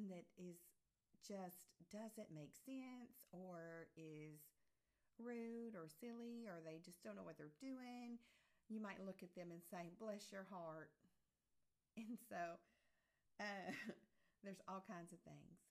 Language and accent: English; the South, United States; accent: Southern; my Southern accent